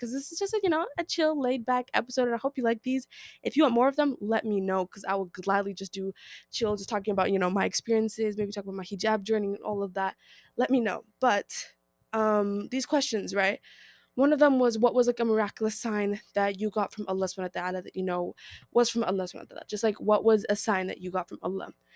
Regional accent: United States; I am Nigerian-American, so, like, my parents were born from Nigeria, but we were born in America

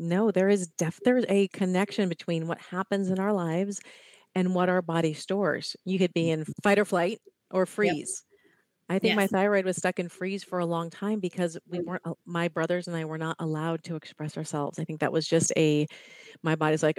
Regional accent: Ohio, United States; now in California, United States; I grew up in Ohio

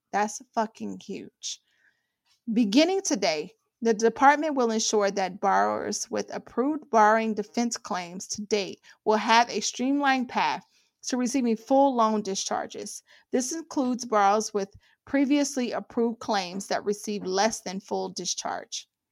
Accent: Ohio, United States; I'm from Ohio.

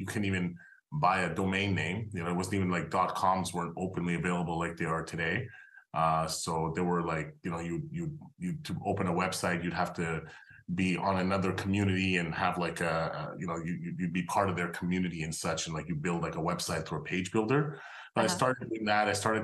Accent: Montreal, Quebec, Canada; I'm Canadian. I actually grew up in Montreal.

